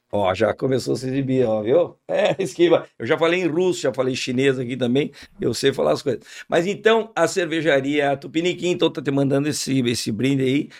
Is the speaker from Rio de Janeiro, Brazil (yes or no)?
no; Uruguaiana, Rio Grande do Sul, Brazil; Quando eu era piá, lá em Uruguaiana